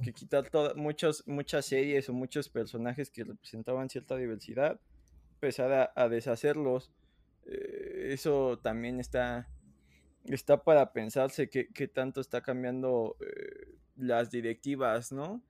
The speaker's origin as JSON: {"language": "Spanish", "country": "Mexico", "said": "aquí nos quejamos siempre de nuestro propio país"}